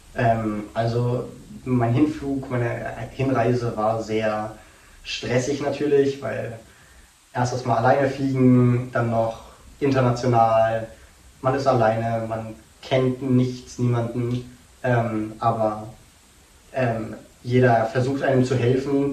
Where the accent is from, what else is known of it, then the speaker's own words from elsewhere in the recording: Dresden, Saxony, Germany; also born or lived in North Carolina, United States; ich komme aus Dresden